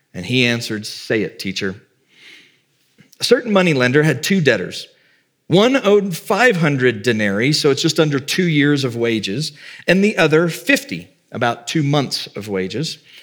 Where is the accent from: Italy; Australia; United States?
United States; the South; I grew up in the South